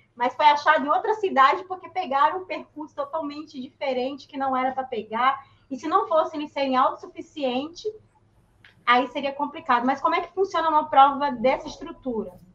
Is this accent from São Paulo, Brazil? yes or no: yes; São Paulo, Brazil; moved away as an adult; eu sou de São Paulo. Uhum. A, a, a, eu vivi a, minha adolescência, a minha juventude até os meus 20 anos em São Paulo.